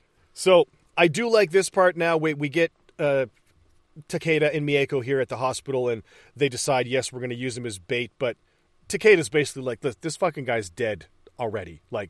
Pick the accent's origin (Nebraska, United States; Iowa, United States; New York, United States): New York, United States; Utica; I'm from upstate New York. I'm from Utica.